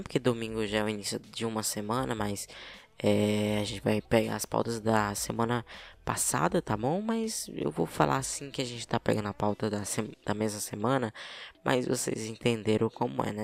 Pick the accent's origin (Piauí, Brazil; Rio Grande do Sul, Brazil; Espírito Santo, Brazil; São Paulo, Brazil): Piauí, Brazil; accent: piauiense; Aqui, né, no Piauí, meu estado